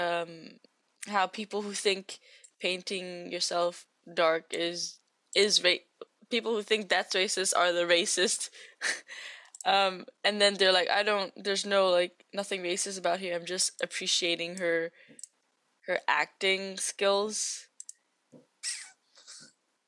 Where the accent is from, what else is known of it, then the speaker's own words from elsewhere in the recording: Macau; you live and grew up in Macau